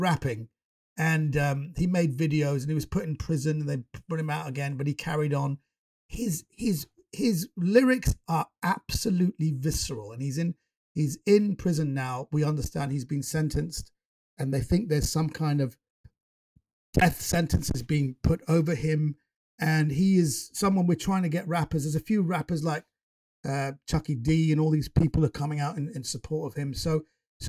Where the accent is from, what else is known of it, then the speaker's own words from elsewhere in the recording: United Kingdom; I'm British born Iranian.